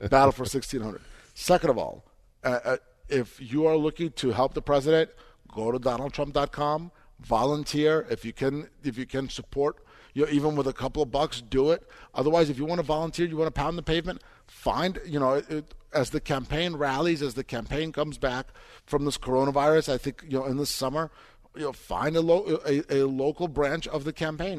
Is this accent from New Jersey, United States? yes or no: yes; New Jersey, United States; Bel Mar, New Jersey, which is my, you know, my home state, New Jersey